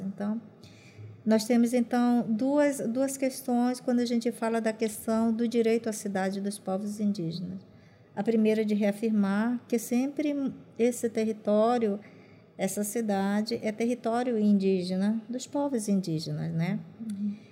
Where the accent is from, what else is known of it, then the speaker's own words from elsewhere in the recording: Maués, Amazonas, Brazil; first language Sateré-Mawé; Portuguese is a second language; now in Manaus, Brazil; Eu moro aqui em Manaus, mas eu venho de uma região do Baixo Amazonas, município de Maués